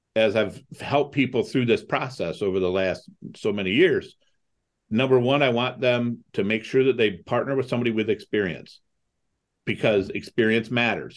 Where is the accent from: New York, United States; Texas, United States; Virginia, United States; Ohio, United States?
Ohio, United States; Toledo; also born or lived in Cleveland, Ohio; I grew up in Toledo, Ohio.